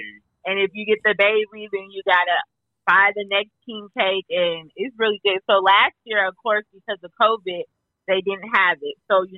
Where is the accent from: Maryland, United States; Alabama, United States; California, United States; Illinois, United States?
California, United States; now in Louisiana, United States; I'm really from California, but I've been out here since 2003